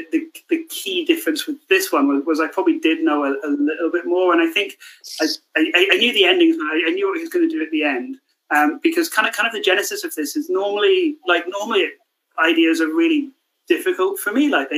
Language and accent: English; Scotland, United Kingdom; growing up in Scotland, even, I was always highly aware of it.